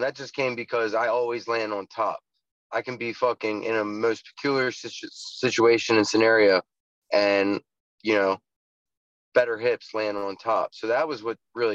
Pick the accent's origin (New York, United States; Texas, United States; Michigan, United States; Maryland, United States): Maryland, United States; Baltimore; I'm from East Baltimore, Northeast Baltimore